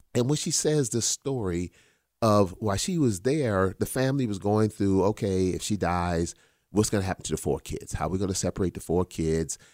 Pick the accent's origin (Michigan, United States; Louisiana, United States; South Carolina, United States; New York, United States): South Carolina, United States; Charleston; born or raised there; moved away